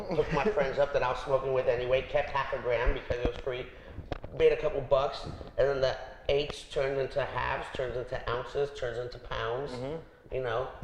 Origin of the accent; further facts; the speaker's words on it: Los Angeles, California, United States; I'm a delicate dude from the Valley